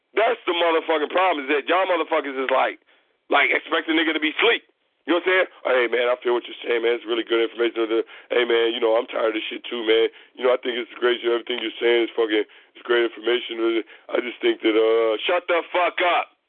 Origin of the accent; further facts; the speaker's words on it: Chicago, Illinois, United States; I'm from Chicago. All right, I am from a place where everybody is a hustler